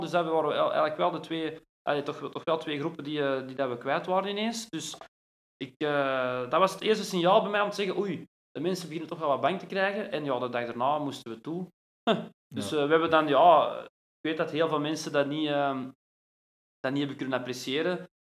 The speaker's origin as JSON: {"language": "Dutch", "town": "Brasschaat", "region": "Flanders", "country": "Belgium", "tie": "born or raised there", "also_born_or_lived": "Ekeren", "said": "ik ben geboren in Ekeren, in uh, Sint-Lucas ziekenhuis, dat is nu ondertussen weg. Maar ja, eigenlijk altijd in Brasschaat gewoond"}